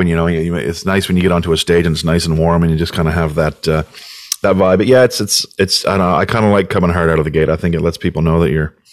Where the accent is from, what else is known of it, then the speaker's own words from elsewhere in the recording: New Brunswick, Canada; also born or lived in Cape Breton; I am from New Brunswick, yeah, but um, I've lived in Cape Breton for a bit